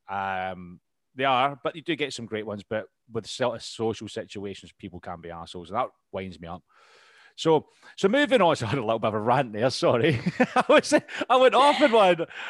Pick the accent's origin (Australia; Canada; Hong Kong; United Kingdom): United Kingdom; we're British